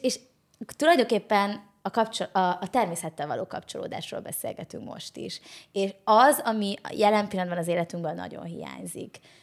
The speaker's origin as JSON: {"language": "Hungarian", "country": "Hungary", "tie": "born or raised there", "said": "Én vidéki lány vagyok"}